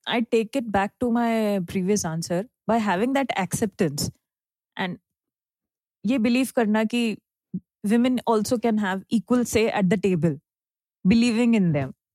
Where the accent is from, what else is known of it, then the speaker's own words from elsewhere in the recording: Maharashtra, India; मैं महाराष्ट्र से हूँ